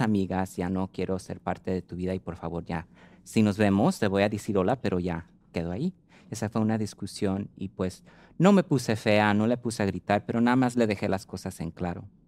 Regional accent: United States; ser nacida en los Estados Unidos

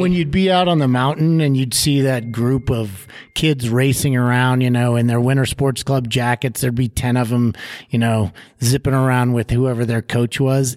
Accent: Denver, Colorado, United States; moved away as an adult; now in Steamboat Springs, United States; I grew up down in the Front Range, down in the Denver area. So I was a suburban Denver kid

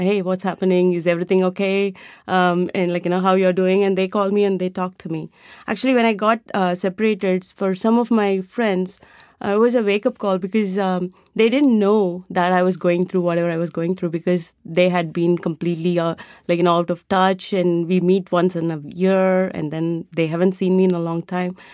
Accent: India; moved away; I grew up in India and I was a classical dancer going, growing up

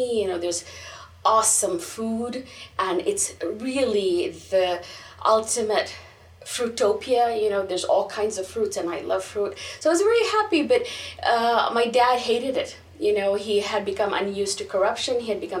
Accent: Bangalore, Karnataka, India; born there; So, I was born in India, in Bangalore, in the south of India.

